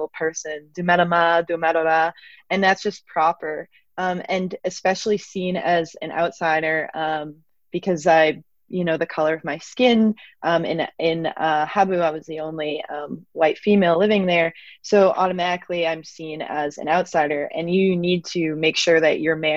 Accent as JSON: {"language": "English", "region": "East Coast", "country": "United States", "said": "where I'm from is not rural. I'm from the East Coast."}